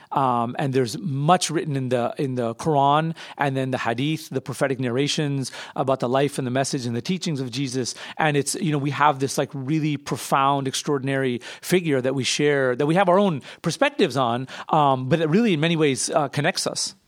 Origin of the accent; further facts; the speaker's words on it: United States; I'm an American Muslim. I've lived here almost my entire life